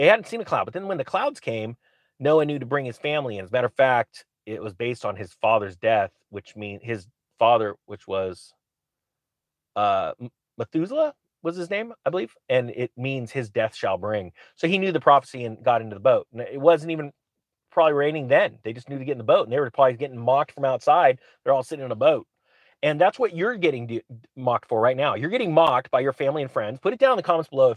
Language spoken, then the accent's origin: English; California, United States; We had so much flooding in my hometown back then